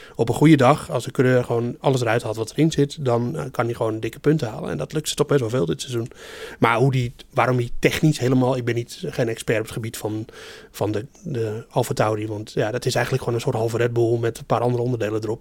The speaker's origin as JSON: {"language": "Dutch", "country": "Netherlands"}